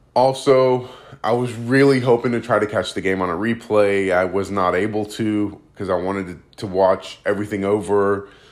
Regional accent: United States; I'm Greek American and I've, I've lived obviously my whole life in the States

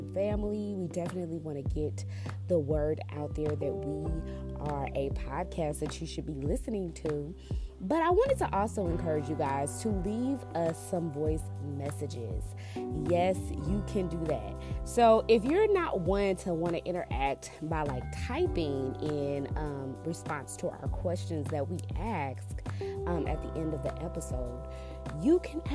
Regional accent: Texas, United States; MD and I, we're from Texas

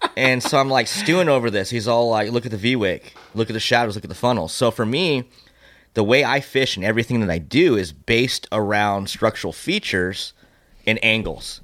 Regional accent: Temecula, California, United States; born and raised in Temecula

